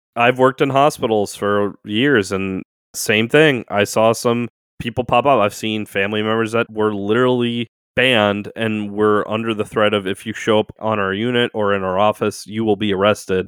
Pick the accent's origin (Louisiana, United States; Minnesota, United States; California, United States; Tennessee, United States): Louisiana, United States; New Orleans; I was born and raised in New Orleans